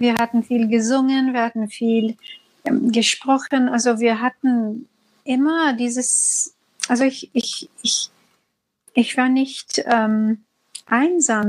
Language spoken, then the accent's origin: German; United States; German is a second language; now in Sri Lanka; Komm, komme aus dem, komme aus den U S